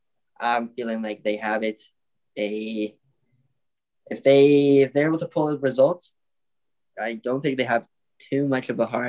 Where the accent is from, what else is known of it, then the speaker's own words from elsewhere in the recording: Colombia; I'm from Colombia